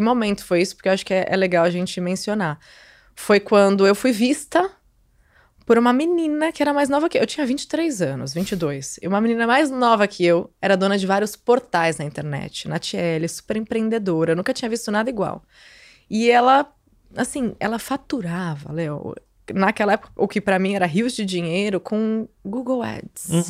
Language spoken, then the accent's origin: Portuguese; Santos, São Paulo, Brazil; also born or lived in Rio de Janeiro; eu voltei para minha cidade, para Santos, saí do Rio